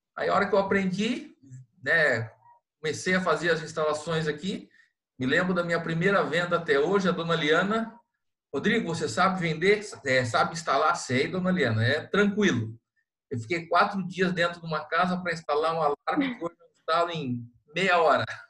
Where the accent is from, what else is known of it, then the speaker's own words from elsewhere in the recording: Londrina, Paraná, Brazil; now in Itapoá, Brazil; Eu morava em Londrina, sou natural de Londrina, e quando mudei para Itapoá